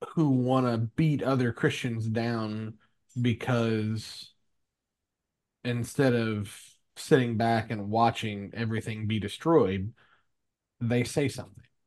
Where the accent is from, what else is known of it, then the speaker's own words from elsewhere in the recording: small town Kentucky, United States; I grew up in, in small town Kentucky